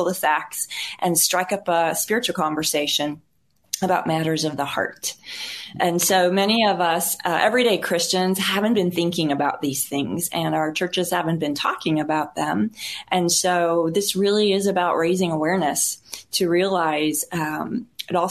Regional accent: Missouri, United States; now in Richardson, United States; I grew up on America's heartland in the farm fields of Missouri

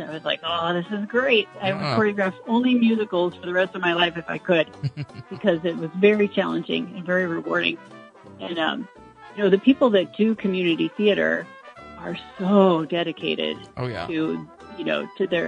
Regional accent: Springfield, United States; also born or lived in Chicago; I grew up in Springfield, and I started dancing with Grace Nottavati when I was 4 years old

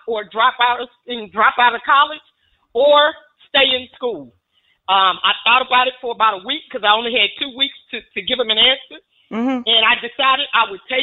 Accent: Fort Worth, Texas, United States; here in my hometown in Fort Worth, Texas

